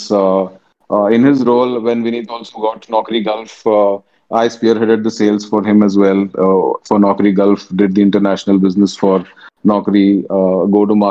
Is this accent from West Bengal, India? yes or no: no; Pune, Maharashtra, India; also born or lived in Bangalore / Mumbai; I'm a Tamilian born and brought up in Pune